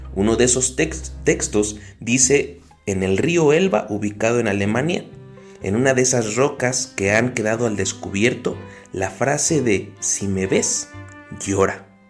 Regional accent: Mexico; tenemos como mexicanos

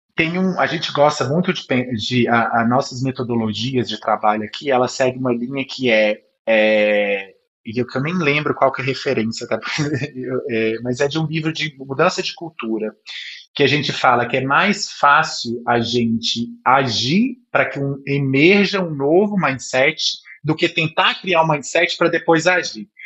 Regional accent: Minas Gerais, Brazil; eu sou mineiro

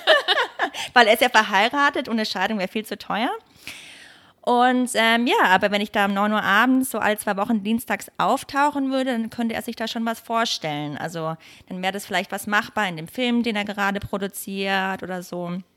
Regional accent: Bad Mergentheim, Baden-Württemberg, Germany; moved away as an adult; also born or lived in Munich, Germany; now in Los Angeles, United States; Ich bin in Bad Mergentheim geboren und auch erstmal aufgewachsen und bin dann während des Gymnasiums nach München gezogen

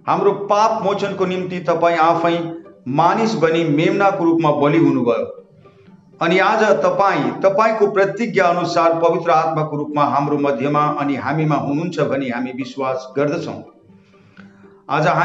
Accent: West Bengal, India; म उत्तर बङ्गालको निवासी हुँ अनि

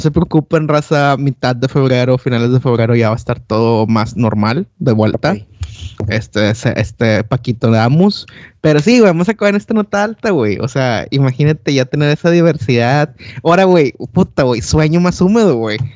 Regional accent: Monterrey, Nuevo León, Mexico; moved away as an adult; now in London, United Kingdom; yo soy de Monterrey

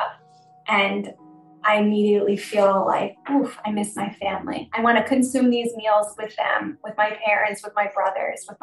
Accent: United States; moved away as an adult; now in Slovakia; we're Italian American from right outside of New York.

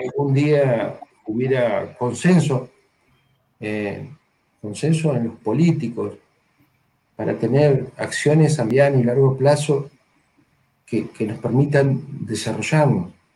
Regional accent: Argentina

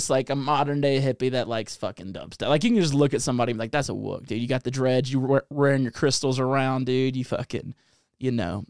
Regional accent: the South, Mississippi, United States; moved away; also born or lived in New Orleans; I'm from the South

